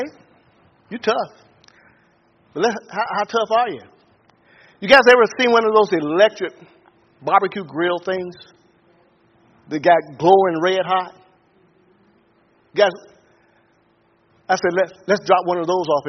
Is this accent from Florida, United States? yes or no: yes; Pensacola, Florida, United States; I grew up in Pensacola, Florida